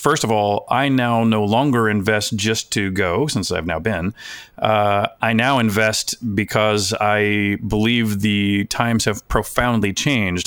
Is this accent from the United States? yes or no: yes; United States; an American collector